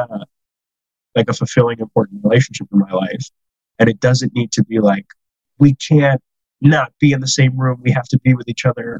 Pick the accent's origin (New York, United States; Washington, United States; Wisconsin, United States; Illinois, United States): New York, United States; Long Island; moved away; also born or lived in Scotland; I grew up on Long Island